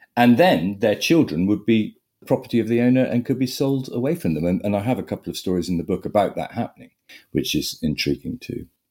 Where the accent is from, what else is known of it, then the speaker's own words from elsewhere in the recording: Sussex, South East England, United Kingdom; I grew up in Sussex, eldest of five.